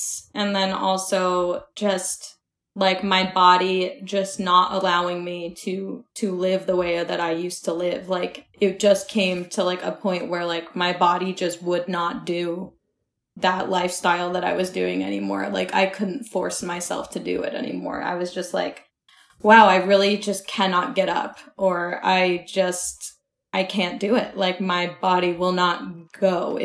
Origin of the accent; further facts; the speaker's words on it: Georgia, United States; now in New York, United States; I'm at my parents' house in Georgia. So I grew up in Georgia